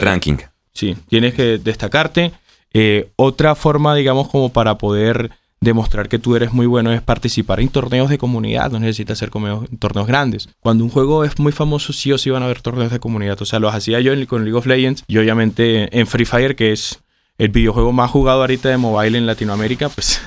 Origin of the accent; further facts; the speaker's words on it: Colombia; yo crecí con los acá en Colombia